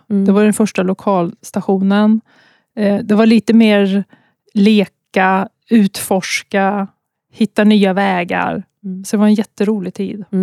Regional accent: Mariestad, Västra Götaland, Sweden; moved away as an adult; also born or lived in Gothenburg / Stockholm / Umeå; jag är från

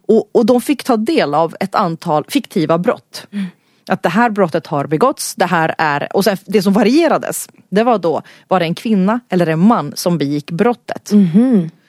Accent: Stockholm, Stockholm County, Sweden; så bor jag här i Stockholm. Jag är född i Stockholm i en finsk familj.

